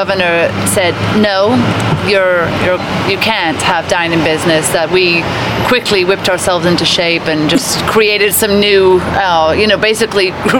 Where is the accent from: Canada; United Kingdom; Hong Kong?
United Kingdom; England; moved away as an adult; now in Woodstock, United States; So my brief background of me is I was born and raised in England. Came to the States in 95.